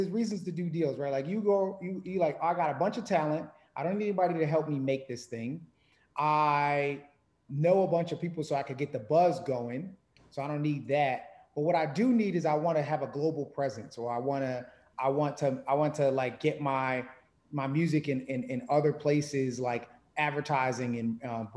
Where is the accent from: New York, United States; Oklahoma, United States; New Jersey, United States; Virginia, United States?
New York, United States; growing up in New York